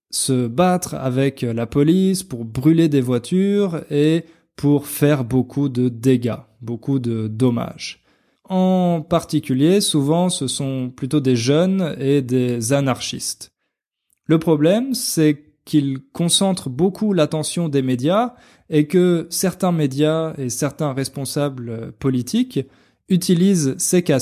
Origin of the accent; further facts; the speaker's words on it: France; enfin plutôt comme moi parce que moi je suis français et j'imagine que vous non